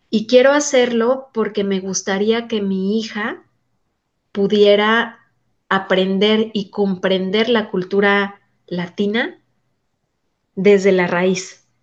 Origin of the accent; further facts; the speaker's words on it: Mexico City, Mexico; moved away as an adult; now in United States; tengo 44 años, soy de origen, soy mexicana, nací en la Ciudad de México y llegué a radicar a los Estados Unidos hace 13 años.